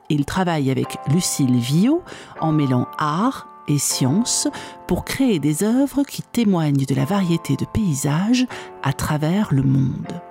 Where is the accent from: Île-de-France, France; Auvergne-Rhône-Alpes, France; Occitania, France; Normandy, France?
Occitania, France; Trémouilles; born there; Moi, je suis née à Trémouille, mes deux parents sont